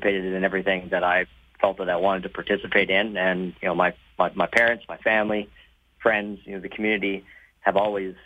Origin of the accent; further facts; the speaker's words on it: Nanton, Alberta, Canada; I grew up down in Nanton